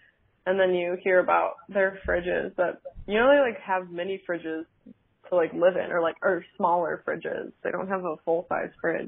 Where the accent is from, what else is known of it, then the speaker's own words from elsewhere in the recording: Chicago, Illinois, United States; You already know that. I'm 23. I am living in Chicago, the actual city, not downstate Illinois farmland thing. I'm from Chicago. I actually live here and work here and went to school here